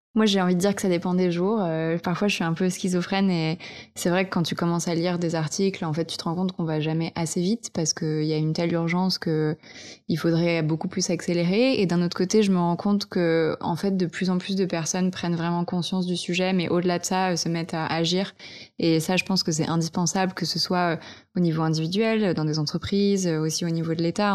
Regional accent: Vercors, Auvergne-Rhône-Alpes, France; now in Paris, France; j'ai grandi en montagne, dans le Vercors

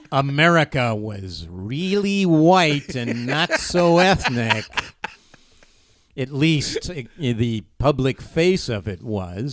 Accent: Cleveland, Ohio, United States; I grew up in Cleveland, of course

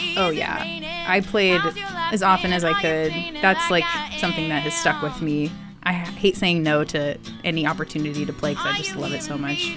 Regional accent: Hopkinton, Massachusetts, United States; I grew up in a um, suburb outside of Boston called Hopkinton

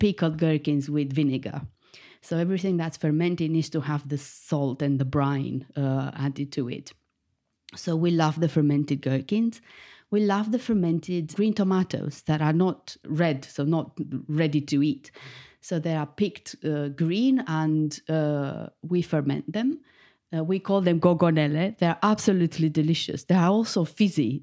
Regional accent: Bucharest, Romania; moved away as an adult; now in United Kingdom; I was born in Bucharest, the capital of Romania. and I moved to the U K fifteen years ago.

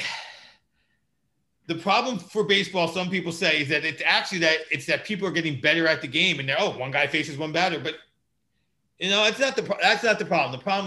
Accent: United States; me being an American

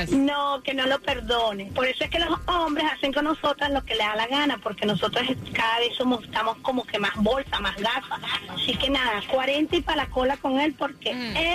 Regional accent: Nicaragua; Yo soy nicaragüense.

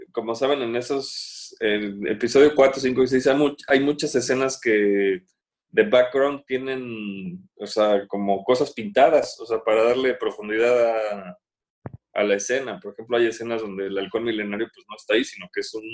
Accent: Mexico; como mexicano

